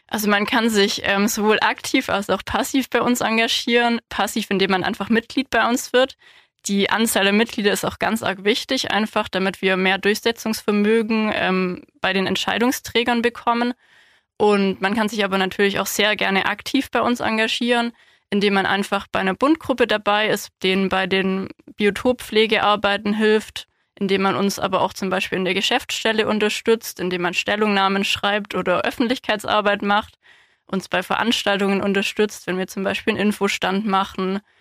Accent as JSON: {"language": "German", "town": "Ulm", "region": "Baden-Württemberg", "country": "Germany", "tie": "born or raised there", "also_born_or_lived": "Marbach / Hohenheim / Tübingen", "lives_now": "Landkreis Heidenheim, Germany", "said": "Ich bin hier in Ulm aufgewachsen, im Ortsteil Donaustetten"}